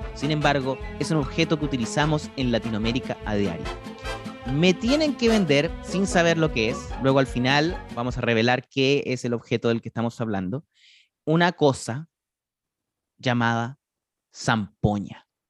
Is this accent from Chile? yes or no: yes; Chile; como chileno que yo sí sabía lo que era la zampoña, y no solo eso, yo he tocado la zampoña. En mi escuela nos obligaban a tocar la zampoña